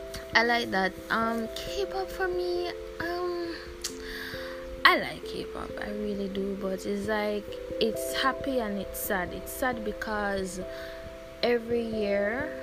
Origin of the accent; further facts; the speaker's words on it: Jamaica; I'm from Jamaica.